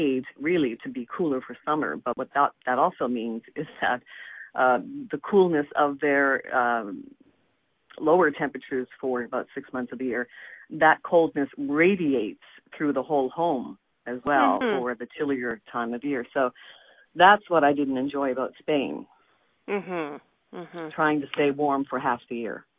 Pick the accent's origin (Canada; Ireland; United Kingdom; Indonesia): Canada; Nova Scotia; now in Ontario, Canada; I'm from Nova Scotia originally.